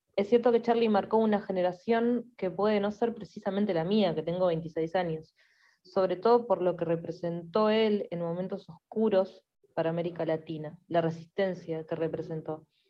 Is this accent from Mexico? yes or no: no; Fray Bentos, Río Negro, Uruguay; Nací y crecí en ciudad frontera con Argentina, llamada Fraiventos